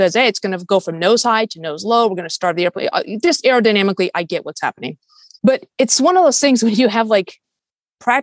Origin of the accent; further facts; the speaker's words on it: Fairfax, Virginia, United States; moved away; I grew up in Northern Virginia